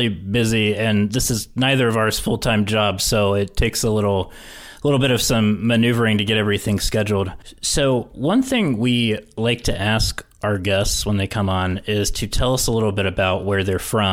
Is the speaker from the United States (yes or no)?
yes; West Virginia, United States; moved away as an adult; also born or lived in Michigan; I grew up in West Virginia